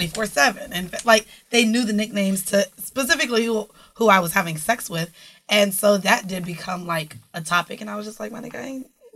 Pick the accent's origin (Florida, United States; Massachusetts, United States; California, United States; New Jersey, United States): Florida, United States; Orlando; also born or lived in Brooklyn; now in Bronx, United States; I'm not from the Bronx. I'm from Florida, Orlando.